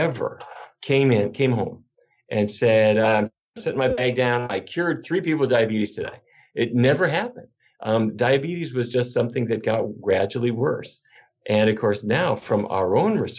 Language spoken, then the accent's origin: English; Fargo, North Dakota, United States; moved away; I grew up in Fargo